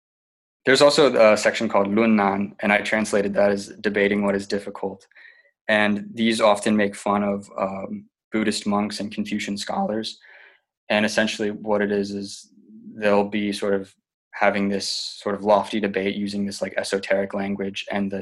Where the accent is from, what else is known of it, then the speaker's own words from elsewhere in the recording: Asheville, North Carolina, United States; also born or lived in San Diego, California; I'm originally from San Diego, California, although I moved around a lot as a kid. I grew up in Asheville, North Carolina.